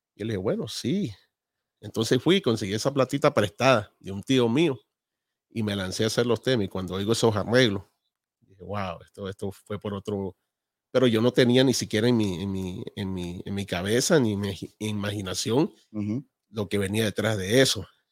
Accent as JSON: {"language": "Spanish", "town": "Balzar", "region": "Guayas", "country": "Ecuador", "tie": "born or raised there", "said": "Nosotros somos de Ecuador de un pueblo a dos horas de Guayaquil, de la costa. Eh, se llama Balsar, a quien amo mucho"}